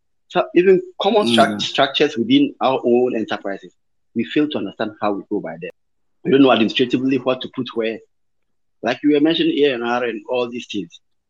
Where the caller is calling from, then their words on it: Obuasi, Ashanti, Ghana; I'm talking from Obuasi, the Golden City.